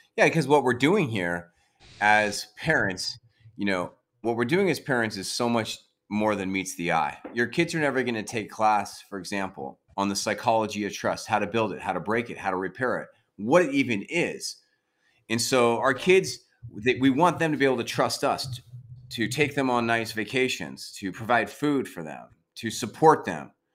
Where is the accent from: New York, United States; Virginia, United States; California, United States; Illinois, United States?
California, United States; San Diego; now in Sacramento, United States; We grew up in San Diego together